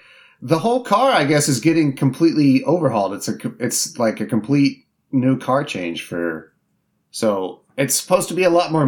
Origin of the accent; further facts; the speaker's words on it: Indiana, United States; This is funny because growing up in Indiana, it was always the Indianapolis 500. That's the big race there.